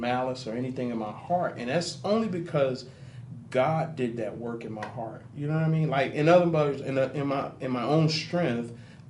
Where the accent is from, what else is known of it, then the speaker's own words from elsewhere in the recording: Harlem, New York, United States; I'm originally from Harlem, New York, but if you go about 3 hours away